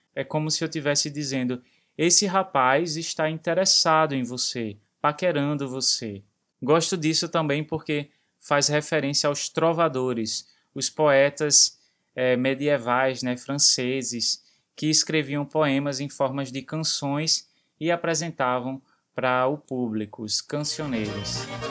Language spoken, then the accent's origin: Portuguese; Recife, Pernambuco, Brazil; Aqui no Recife a gente usa o tu e usa você